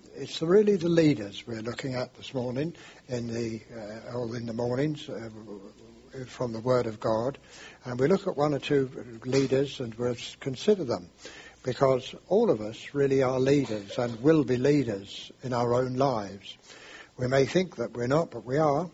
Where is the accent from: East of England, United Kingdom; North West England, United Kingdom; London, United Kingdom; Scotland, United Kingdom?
London, United Kingdom; I'm English and I come from London, and uh, we speak in a special way there